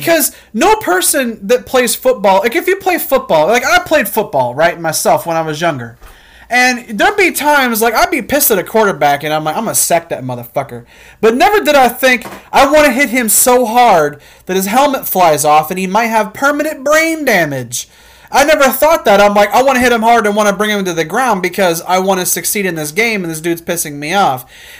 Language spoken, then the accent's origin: English; Illinois, United States; And I'm from Illinois